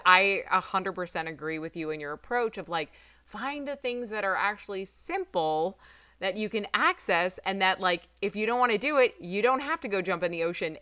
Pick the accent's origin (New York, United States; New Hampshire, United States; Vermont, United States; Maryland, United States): New York, United States; I'm from New York